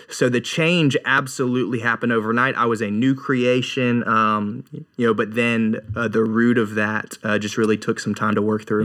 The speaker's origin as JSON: {"language": "English", "town": "Raleigh", "region": "North Carolina", "country": "United States", "said": "I'm originally from Raleigh, North Carolina, and had, like, an average upbringing"}